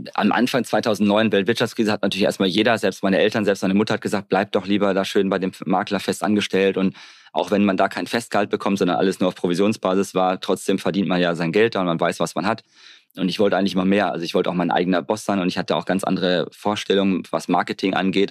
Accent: Hamm, North Rhine-Westphalia, Germany; also born or lived in Bavaria; now in Mallorca, Spain; Geboren in Hamm bei Dortmund. Da bin ich dann aufgewachsen.

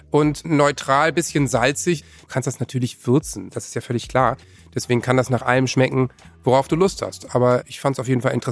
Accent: Northern Germany, Germany

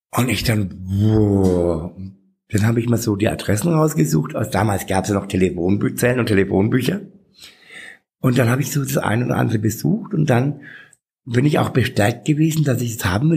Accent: Bad Windsheim, Bavaria, Germany; now in Nuremberg, Germany; ich bin in Bad Windsheim aufgewachsen, ähm, das ist 50 Kilometer von hier

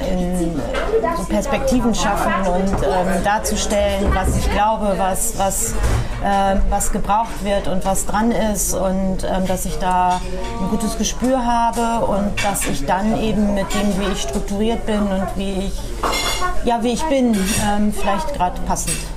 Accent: Norden, Lower Saxony, Germany; now in Bremen, Germany; Also ich bin ähm, tatsächlich im Norden geboren. Also Norden ist eine Stadt in Ostfriesland, die vielleicht einige kennen und bin dann ähm, da auch ähm, bis zum Ende meiner meiner Schulzeit bis zum Abitur geblieben

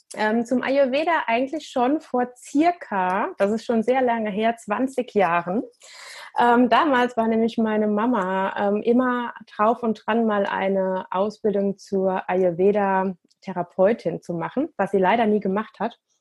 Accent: Germany; bei uns in Deutschland

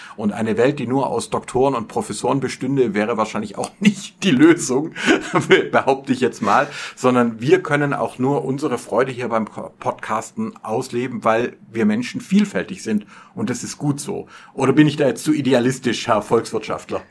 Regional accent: Filderstadt, Baden-Württemberg, Germany; in dem äh, Filderstadt Silmingen, wo ich aufgewachsen bin

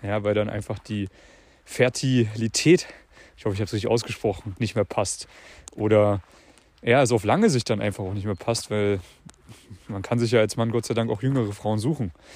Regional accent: Central Germany, Germany; moved away; Ich bin gerade in der Heimat hier

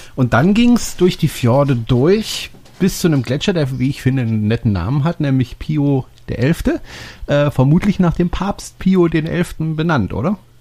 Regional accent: Germany; als Deutscher

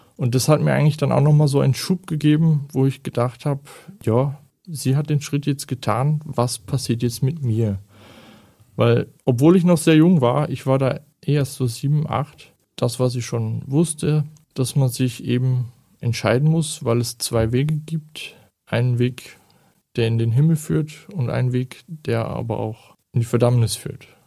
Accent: Germany; moved away as an adult; Ich stamme ursprünglich aus Deutschland und bin jetzt seit acht Jahren hier

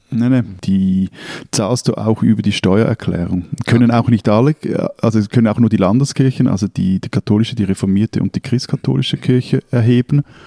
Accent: Switzerland; bei uns in der Schweiz

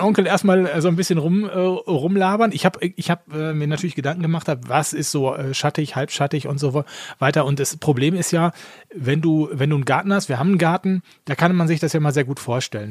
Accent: Essen, North Rhine-Westphalia, Germany; ich komme gebürtig aus Essen

